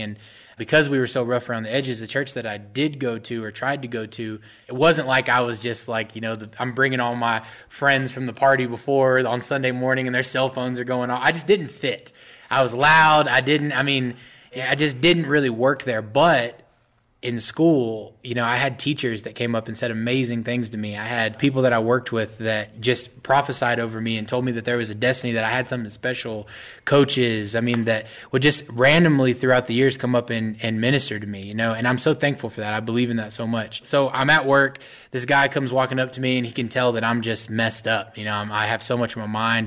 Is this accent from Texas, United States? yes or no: yes; Mesquite, Texas, United States; also born or lived in Dallas, Texas; I'm actually from Mesquite, Texas, but I grew up right, right around Dallas my whole life